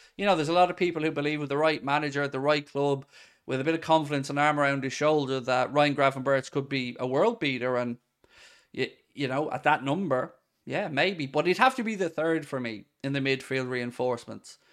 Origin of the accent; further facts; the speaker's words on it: Ireland; As an Irishman